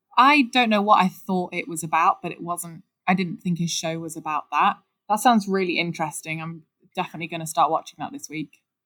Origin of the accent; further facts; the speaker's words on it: Nottingham, East Midlands, United Kingdom; accent: Midlands; Nottingham, which, if anyone can't tell from my Midlands accent, that is where I'm from